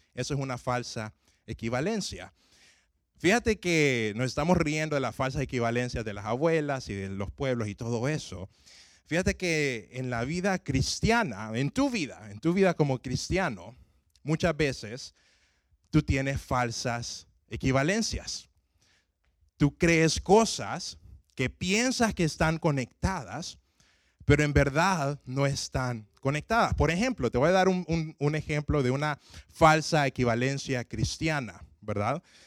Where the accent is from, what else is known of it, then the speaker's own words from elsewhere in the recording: Honduras; yo soy de Honduras